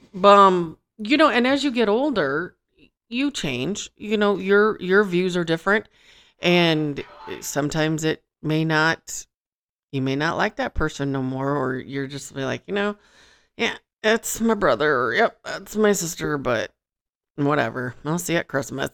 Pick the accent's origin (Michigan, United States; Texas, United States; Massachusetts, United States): Michigan, United States; now in Las Vegas, United States; I'm from Michigan